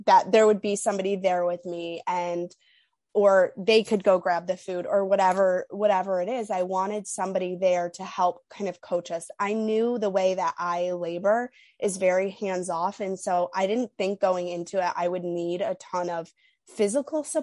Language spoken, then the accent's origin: English; New York, United States; moved away as an adult; now in Illinois, United States; I'm from New York, but I currently live in Illinois, and we're hopeful that we'll move back to New York soon